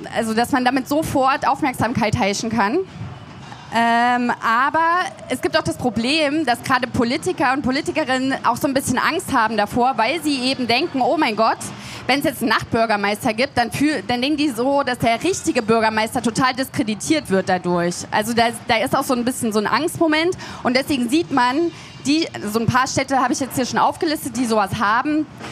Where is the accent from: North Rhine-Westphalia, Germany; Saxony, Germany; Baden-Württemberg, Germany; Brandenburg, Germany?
Saxony, Germany; Leipzig; ich komme aus Leipzig